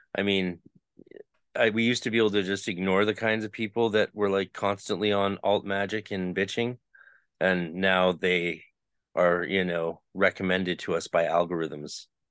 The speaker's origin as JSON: {"language": "English", "country": "Canada", "said": "I'm Canadian"}